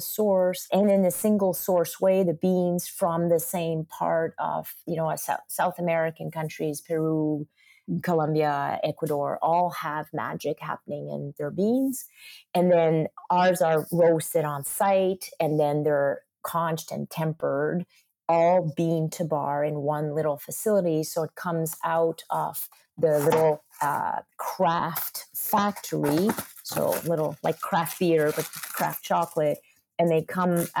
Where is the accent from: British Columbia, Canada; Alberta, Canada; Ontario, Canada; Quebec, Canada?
Quebec, Canada; I'm from Quebec. I grew up on butter and eggs and cheese and rich sauces and red meat stews